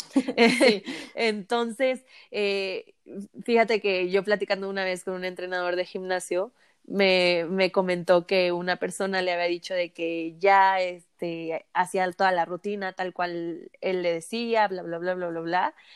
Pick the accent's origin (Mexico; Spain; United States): Mexico; Como buen mexicano